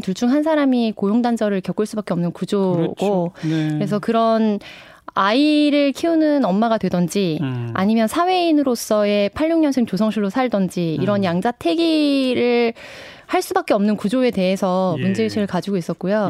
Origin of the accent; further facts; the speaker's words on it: Namwon, North Jeolla, South Korea; 제 고향이 전라북도 남원인데요